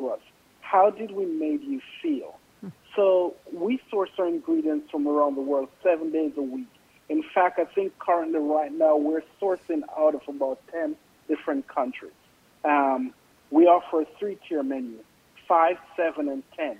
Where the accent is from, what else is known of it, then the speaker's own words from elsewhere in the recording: Jamaica; moved away; I grew up in Jamaica in an East Indian family